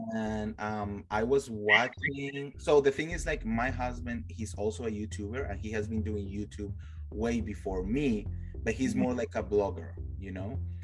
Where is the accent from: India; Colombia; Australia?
Colombia; moved away as an adult; now in Los Angeles, United States; I'm originally from Colombia, mm-hmm. and I moved here uh, to LA. It's going to be nine years this year that I moved here.